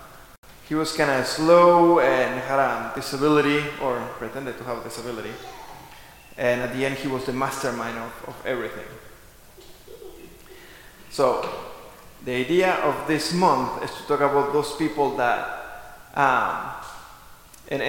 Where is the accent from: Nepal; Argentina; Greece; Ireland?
Argentina; moved away; I grew up in Argentina, we were raised pretty much from my grandma